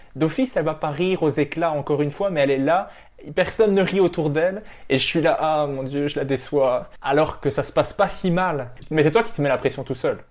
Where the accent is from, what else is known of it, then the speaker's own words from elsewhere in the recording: Belgium; je suis belge